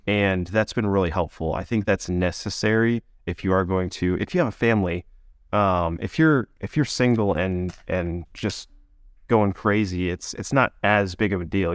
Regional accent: Maine, United States; I grew up in Maine

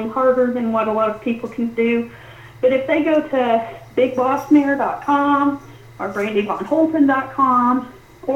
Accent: South Texas, United States; moved away; I'm Tex, almost Mex. I was born in South Texas, and so I'm used to heat

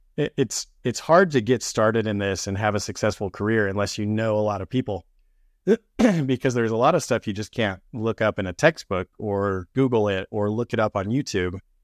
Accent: St. George, Utah, United States; moved away as an adult; now in Salt Lake City, United States; I'm originally from Saint George, Utah. I moved up to Salt Lake City in twenty sixteen

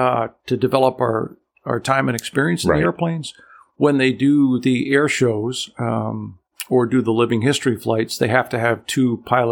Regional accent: New York, United States; now in Chatham, United States; And I grew up on the Hudson River in New York.

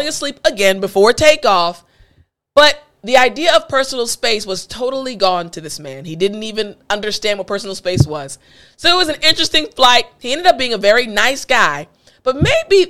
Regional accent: United States; I'm American

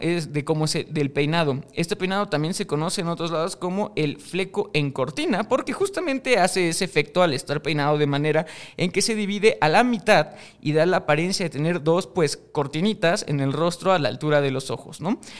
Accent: Mexico; yo soy de México, este programa se graba en México

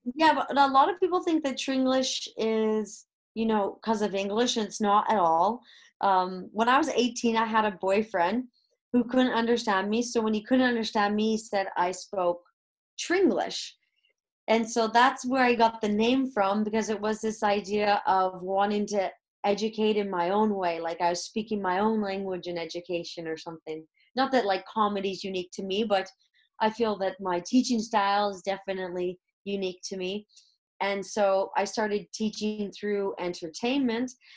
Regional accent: Canada; moved away as an adult; now in Madrid, Spain; born and raised in Canada

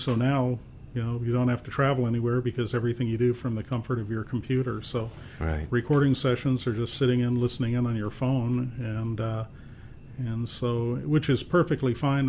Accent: Phoenix, Arizona, United States; I was born and raised here in Phoenix.

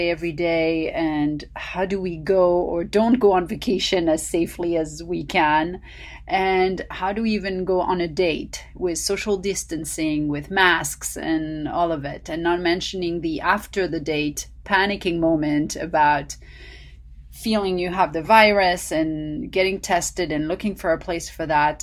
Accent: Paris, Île-de-France, France; now in Los Angeles, United States; the nutritional secrets I learned growing up in Paris

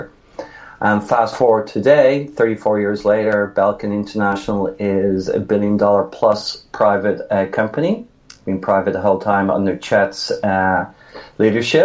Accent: Dublin, Leinster, Ireland; moved away as an adult; now in United States; I am in the States 31 years. I'm actually from Dublin.

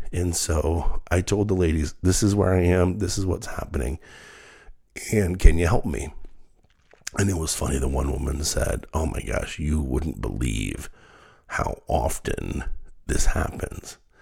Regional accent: Dayton, Ohio, United States; my hometown of Dayton

